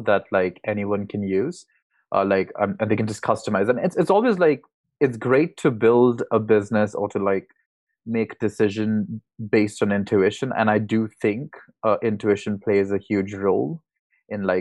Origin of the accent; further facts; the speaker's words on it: India; moved away as an adult; I'm originally from India